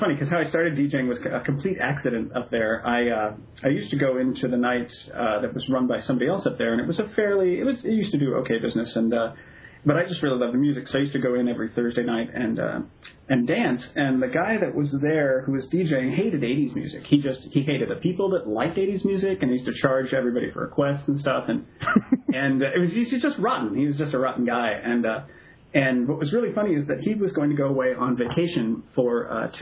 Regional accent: Bellingham, Washington, United States; I grew up in Bellingham, Washington

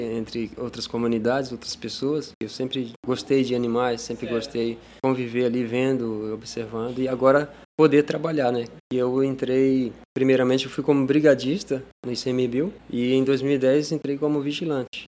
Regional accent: Ariquemes, Rondônia, Brazil; Sou natural ali de Ariquemes, mas cresci ali na Flona do Jamari

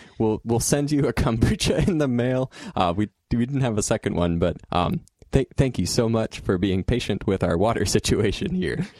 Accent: Salem, Eastern Oregon, United States; I moved from Eastern Oregon to Salem uh, when I was about 10

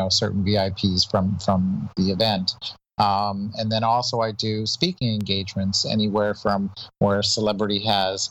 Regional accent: Toronto, Ontario, Canada; moved away as an adult; now in United States; I'm originally from Toronto, Canada

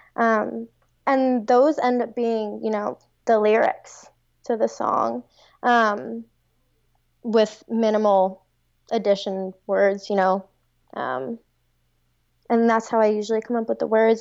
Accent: Long Island, New York, United States; moved away as an adult; now in Cincinnati, United States; I'm from Long Island, and I moved to Cincinnati for this fellowship

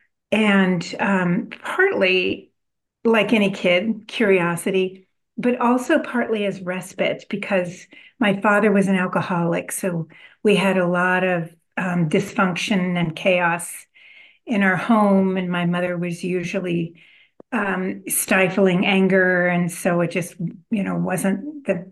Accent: California, United States; also born or lived in Illinois; when I was 4 years old, we moved to California. So I grew up in California

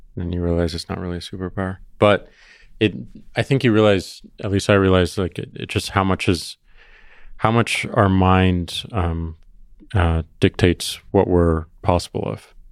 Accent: Missouri, United States; I'm from Missouri

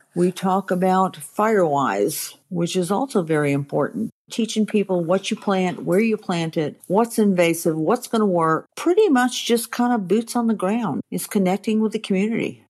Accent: Maine, United States; now in Georgia, United States; I grew up in Maine.

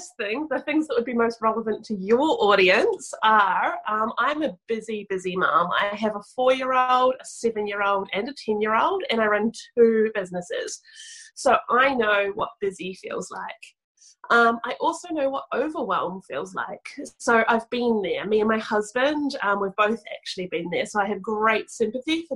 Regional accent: New Zealand; From little old New Zealand, right down the bottom, the southern hemisphere

